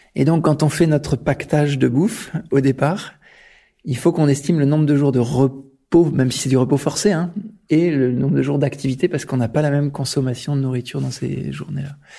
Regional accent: Grenoble, Auvergne-Rhône-Alpes, France; Je suis né à Grenoble, donc forcément euh, le milieu de la montagne était assez évident pour moi depuis assez jeune

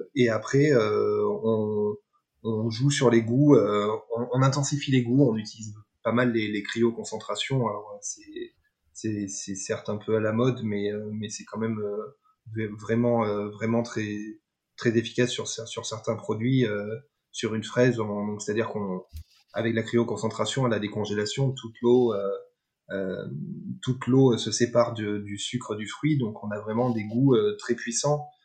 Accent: Dordogne, Nouvelle-Aquitaine, France; je suis né, je suis, né, j'ai grandi en Dordogne

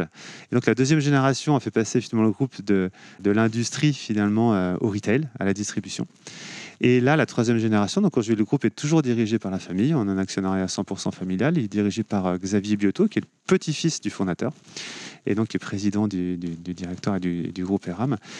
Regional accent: Cholet, Pays de la Loire, France; also born or lived in Angers; now in Nantes, France; Je suis né à Cholet, j'ai grandi à Cholet.

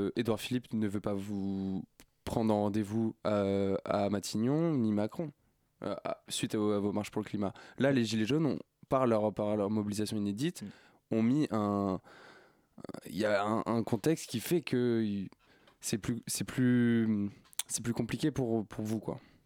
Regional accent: Basque Country, Nouvelle-Aquitaine, France; je viens du Pays Basque

